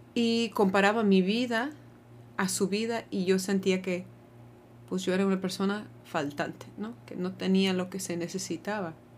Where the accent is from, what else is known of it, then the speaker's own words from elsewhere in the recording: United States; now in Mexico; cuando estoy en mi país, ya no me siento muy gringa tampoco